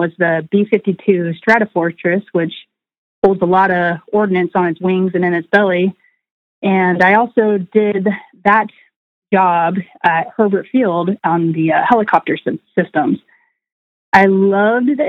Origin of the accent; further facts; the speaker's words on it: Washington, United States; also born or lived in Berkeley, California; now in Navarre, Florida, United States; So I was born in Berkeley, California. My dad still lives in Northern California, but I grew up for the most part in Washington State and spent most of my childhood